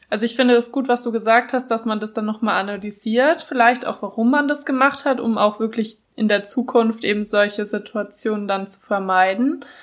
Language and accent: German; Franconia, Bavaria, Germany; also ich komme ja aus Franken, wir suchen immer nach Gründen zum Feiern, damit wir wieder Wein trinken können